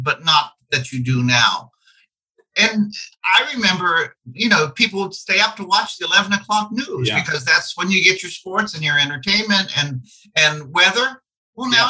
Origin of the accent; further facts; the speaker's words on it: Dayton, Ohio, United States; moved away as an adult; now in Indianapolis, United States; an exotic town called Dayton, Ohio.